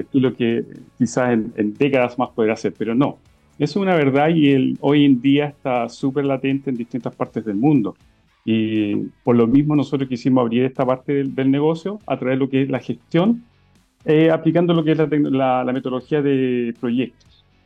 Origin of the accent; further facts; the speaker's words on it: Chile